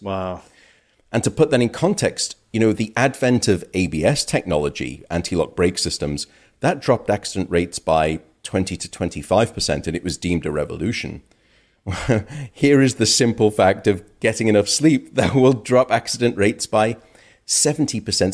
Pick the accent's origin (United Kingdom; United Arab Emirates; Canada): United Kingdom; now in United States; My home country, uh, the UK